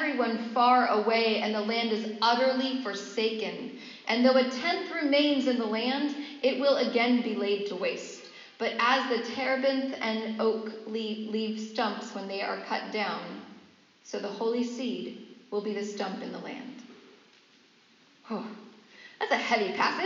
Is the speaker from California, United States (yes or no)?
yes; San Francisco Bay Area, California, United States; moved away; I'm from the Bay Area, there's lots of oak trees in that area